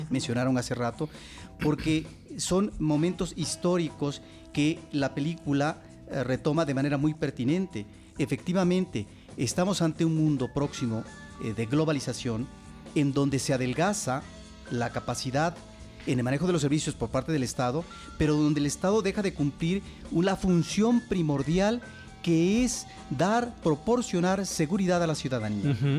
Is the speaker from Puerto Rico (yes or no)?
no; Mexico; nosotros como mexicanos